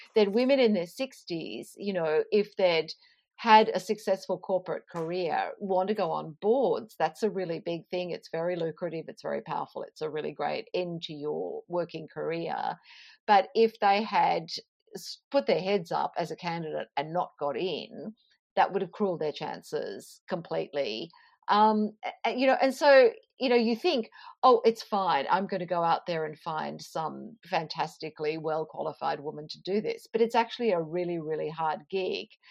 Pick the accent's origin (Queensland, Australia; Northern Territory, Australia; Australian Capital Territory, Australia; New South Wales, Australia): Queensland, Australia; Toowoomba; moved away; I grew up in Toowoomba